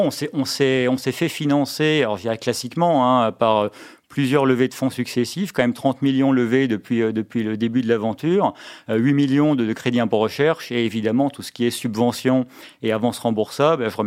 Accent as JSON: {"language": "French", "town": "Mulhouse", "region": "Grand Est", "country": "France", "moved": "as an adult", "said": "je me suis un peu réimpatrié dans ma, dans ma région d'origine. Bon, retour à Mulhouse"}